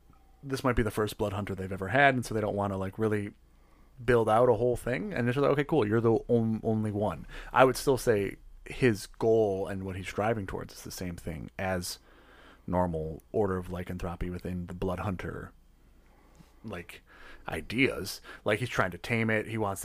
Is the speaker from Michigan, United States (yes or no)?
yes; Detroit, Michigan, United States; People already give me a look when I say I'm from Detroit.